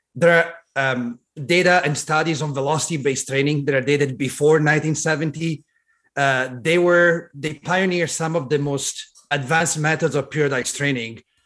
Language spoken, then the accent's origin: English; Italy; now in Long Beach, United States; I was born and raised in Italy, so I grew up in Italy.